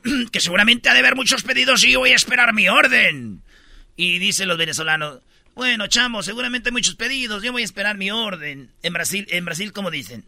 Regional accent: Mexico; los mexicanos somos únicos

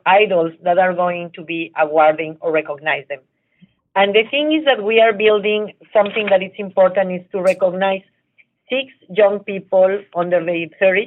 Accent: Mexico; also born or lived in New York / Miami; now in United States; I'm from Mexico. I live in New York and in Miami.

